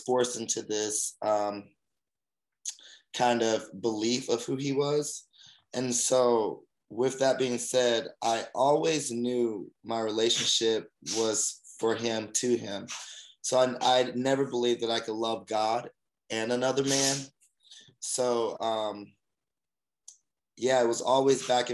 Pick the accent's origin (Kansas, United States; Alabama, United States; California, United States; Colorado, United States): Alabama, United States; moved away as an adult; now in Los Angeles, United States; I'm actually from Alabama. Born and raised in the South